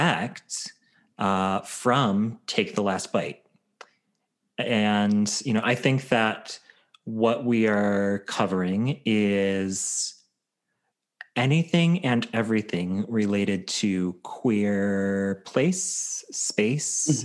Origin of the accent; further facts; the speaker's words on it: Chicago, Illinois, United States; moved away; also born or lived in Southeast Michigan; I was born and raised in Chicago, and we lived in, you know, Chicago suburbs for a while, and then moved to a farm in Southeast Michigan.